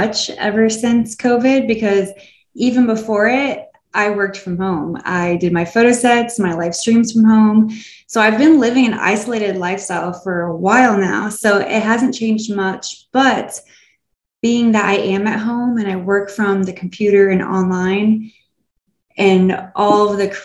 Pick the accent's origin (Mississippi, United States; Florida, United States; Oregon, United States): Florida, United States; moved away as an adult; now in Asheville, United States; I'm from Florida